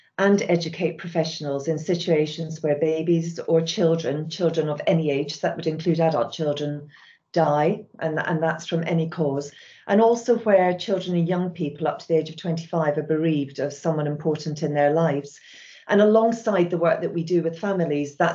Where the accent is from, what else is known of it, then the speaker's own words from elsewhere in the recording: Scotland, United Kingdom; moved away as an adult; now in England; You can possibly hear from my accent that I was brought up and raised in Scotland